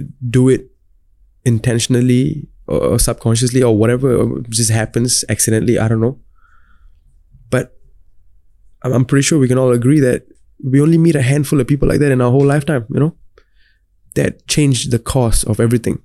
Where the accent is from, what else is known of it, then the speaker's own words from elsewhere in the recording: Singapore; being a Singaporean, growing up in Singapore, laid the foundation for me to be well-versed in both Tamil and English.